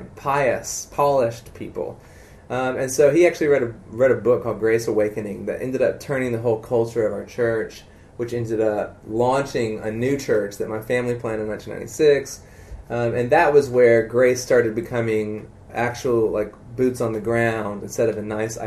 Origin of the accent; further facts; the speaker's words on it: South Carolina, United States; South Carolina, yeah.